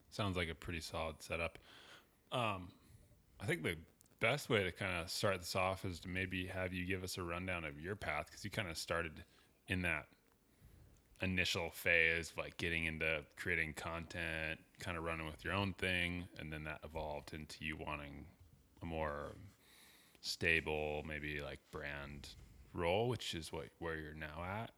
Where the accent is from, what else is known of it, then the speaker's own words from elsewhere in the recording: Coeur d'Alene, Idaho, United States; I was growing up in Coeur d'Alene